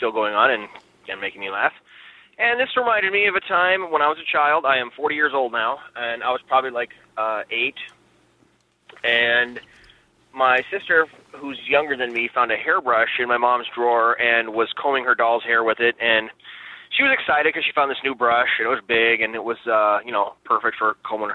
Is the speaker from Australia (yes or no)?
no; Nebraska, United States; I'm from Nebraska